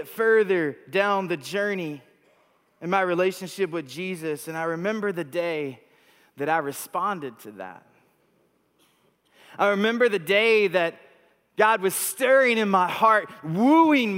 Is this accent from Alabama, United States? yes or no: no; Texas, United States; moved away as an adult; also born or lived in Vancouver, Canada; We grew up in Texas, but we moved here from Vancouver, British Columbia in Canada